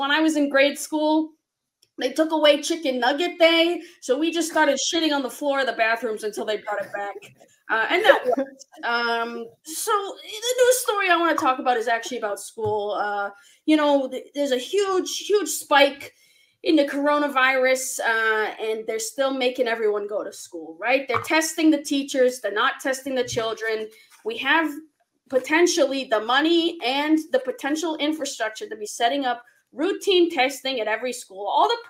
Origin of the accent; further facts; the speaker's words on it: Buxton, Massachusetts, United States; I'm from Buxton, Massachusetts.